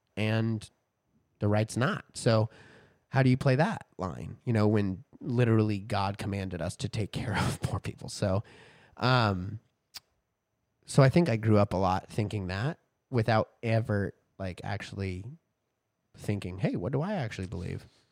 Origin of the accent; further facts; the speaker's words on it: Texas, United States; growing up in Texas, growing up in churches